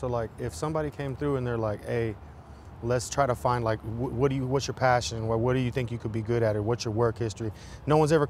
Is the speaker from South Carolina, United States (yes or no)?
no; Houston, Texas, United States; I'm from Houston.